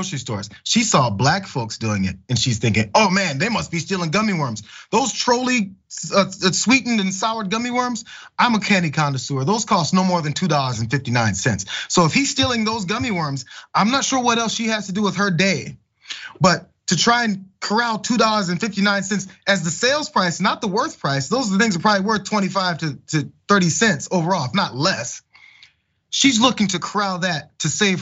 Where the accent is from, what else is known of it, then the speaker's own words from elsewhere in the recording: St. Louis, Missouri, United States; We're growing up in St. Louis